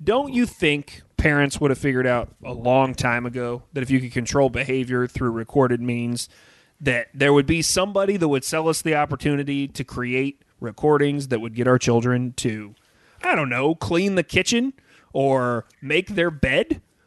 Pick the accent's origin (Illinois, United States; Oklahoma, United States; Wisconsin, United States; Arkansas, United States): Arkansas, United States; the year I was born in Arkansas